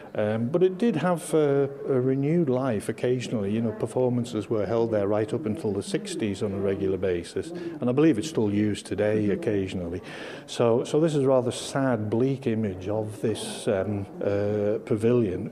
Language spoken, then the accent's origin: English; Isle of Man; growing up in the Isle of Man